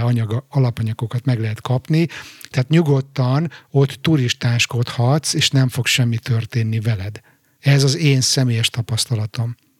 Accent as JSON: {"language": "Hungarian", "region": "Budapest", "country": "Hungary", "tie": "born or raised there", "moved": "as an adult", "lives_now": "Stockholm, Sweden", "said": "az újpesti lakótelepet, ahol egyébként én fölnőttem"}